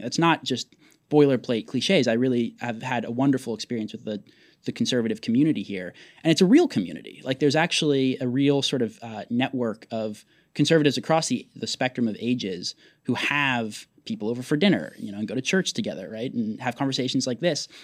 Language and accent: English; Portland, Oregon, United States; my brother and I both became conservative growing up in Portland